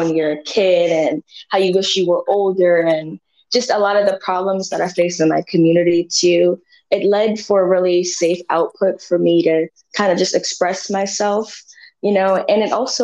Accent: Philadelphia, Pennsylvania, United States; moved away; also born or lived in Shaker Heights, Cleveland, Ohio; I grew up in a community in West Philadelphia that was poor

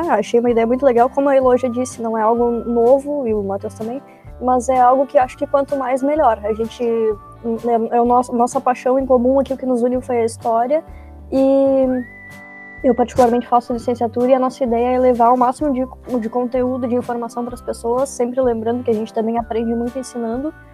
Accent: Pelotas, Rio Grande do Sul, Brazil; Eu sou natural de Pelotas, aqui nascida e criada.

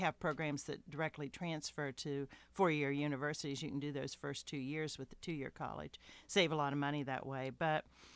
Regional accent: Marietta, Ohio, United States; moved away; also born or lived in Houston; I'm from Marietta, Ohio, and I have my daughter lives there

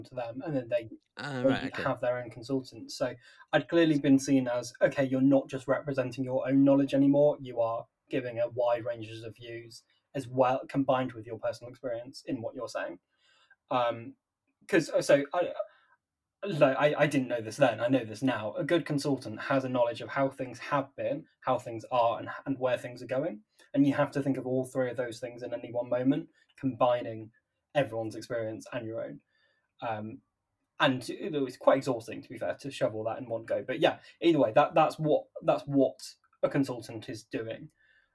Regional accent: Nottingham, East Midlands, United Kingdom; I'm from Nottingham

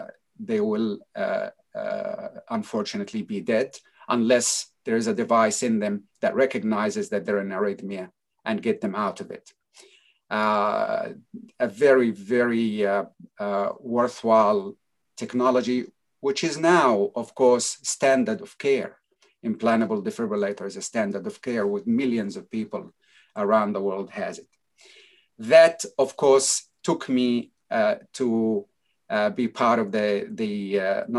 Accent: United States; moved away as an adult; now in Australia; I grew up actually in the United States for 22 years in New York and New Jersey area.

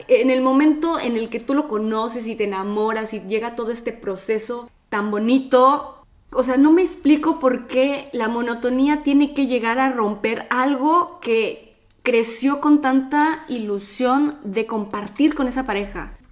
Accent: Mexico; now in Italy; vivimos en Italia, él es de Italia, yo soy de México

